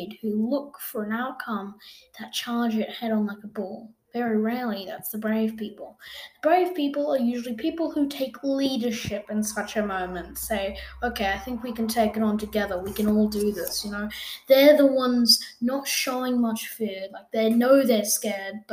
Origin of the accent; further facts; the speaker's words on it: Australia; I am an Australian person.